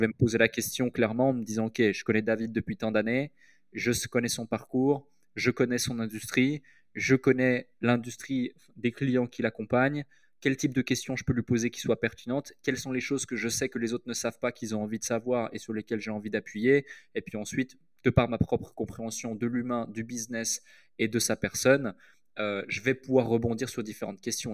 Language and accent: French; Switzerland; moved away as an adult; also born or lived in United Kingdom; now in Dubai, United Arab Emirates; je suis suisse, j'ai grandi en Suisse